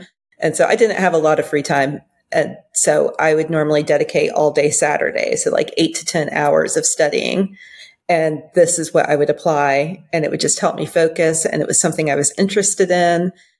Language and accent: English; Belgium; I grew up overseas in Belgium and in Flemish, and I assume Dutch as well.